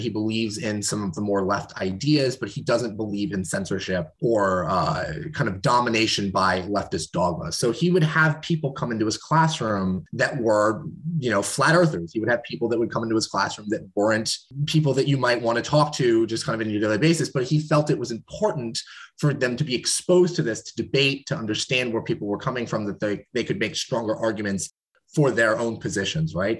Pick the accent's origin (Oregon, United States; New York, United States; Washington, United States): Oregon, United States; Portland; my, my home state, my home city of Portland, Oregon